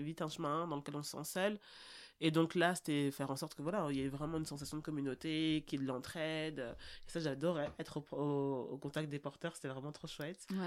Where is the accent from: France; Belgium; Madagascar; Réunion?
Belgium; Brussels, Brussels-Capital Region; also born or lived in Anderlecht / Forest; now in Drogenbos, Belgium; je suis une bruxelloise pure jus. Euh, je suis née à 1000 Bruxelles à l'hôpital Saint-Jean, à Rogier, donc vraiment euh, voilà. Ensuite j'ai grandi en Derlecht